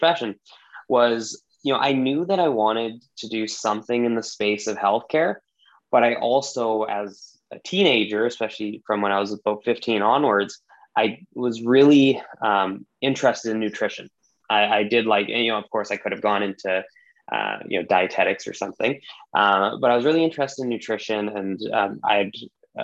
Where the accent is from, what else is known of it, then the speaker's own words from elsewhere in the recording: British Columbia, Canada; I am born and raised in British Columbia, Canada. So I'm very, very much Canadian.